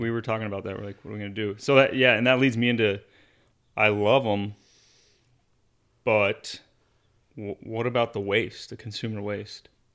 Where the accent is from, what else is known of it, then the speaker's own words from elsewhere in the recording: Arizona, United States; Growing up in Arizona